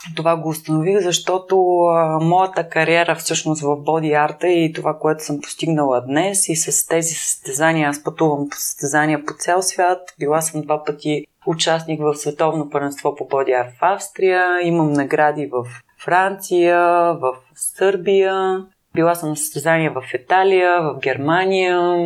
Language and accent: Bulgarian; Plovdiv, Plovdiv Province, Bulgaria; аз съм завършила художествено училище в град Пловдив, аз съм от Пловдив